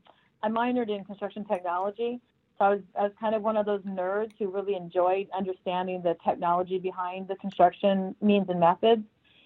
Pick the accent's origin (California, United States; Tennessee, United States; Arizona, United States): Arizona, United States; also born or lived in Minnesota; Well, I was born in Minnesota, and I left at a very young age for Arizona because my father is in construction.